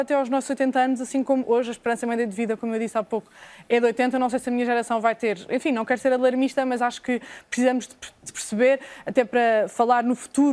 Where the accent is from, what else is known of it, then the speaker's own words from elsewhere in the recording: Portugal; enquanto habitantes de Portugal, enquanto portugueses